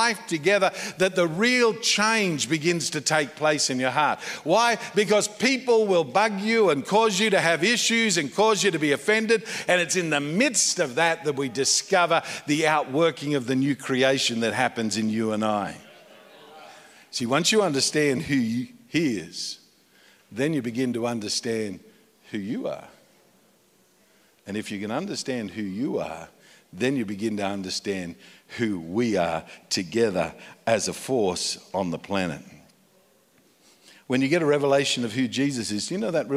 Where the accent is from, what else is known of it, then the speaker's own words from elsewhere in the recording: Australia; moved away as an adult; now in United States; I moved to America. Been there for almost 10 years. And so I'm an Australian in America